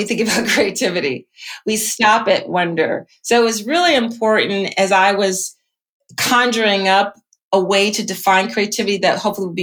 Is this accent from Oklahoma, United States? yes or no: no; Philadelphia, Pennsylvania, United States; I grew up in Philly